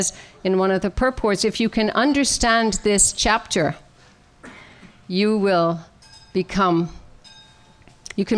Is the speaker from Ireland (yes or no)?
yes; Ireland; now in Maryland, United States; I was born and raised in Ireland, as most of you know, in a good Catholic tradition